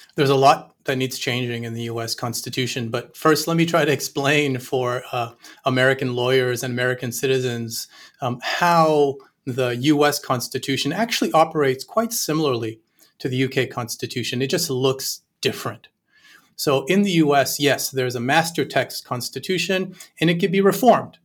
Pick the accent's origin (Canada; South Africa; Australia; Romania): Canada; I'm Canadian